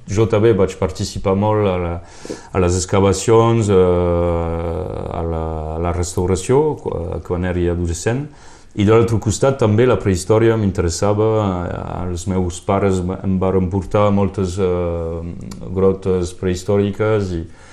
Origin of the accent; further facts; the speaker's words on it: Canohès, Occitania, France; also born or lived in Perpignan; vaig créixer jo a Canus era, era molt rural